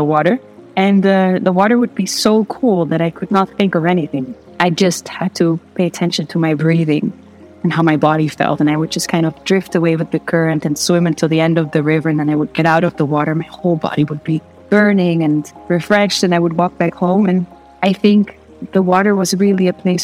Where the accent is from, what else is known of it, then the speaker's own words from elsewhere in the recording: Netherlands; I grew up here in the Netherlands